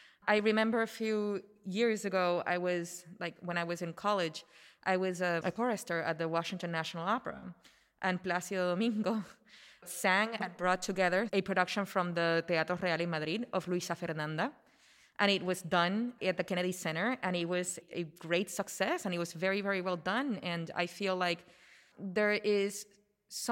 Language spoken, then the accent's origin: English; Puerto Rico; I grew up in Puerto Rico